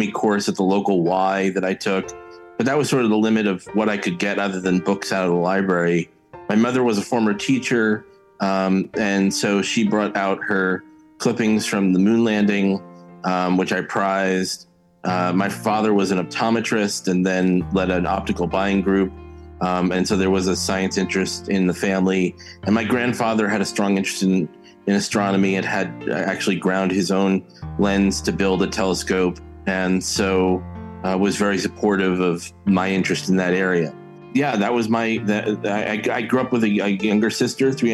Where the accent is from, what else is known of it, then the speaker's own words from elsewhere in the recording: West Orange, New Jersey, United States; I grew up in West Orange, New Jersey, which claim to fame is where Edison invented the light bulb, about 45 minutes outside of New York City